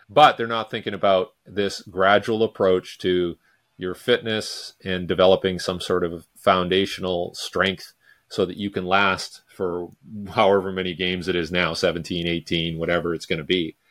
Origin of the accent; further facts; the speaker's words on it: Vancouver, British Columbia, Canada; I'm from Vancouver, British Columbia